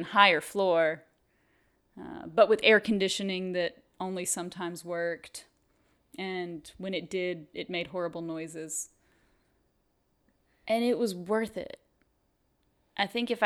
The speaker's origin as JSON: {"language": "English", "town": "Shreveport", "region": "Louisiana", "country": "United States", "tie": "born or raised there", "said": "I grew up in Shreveport"}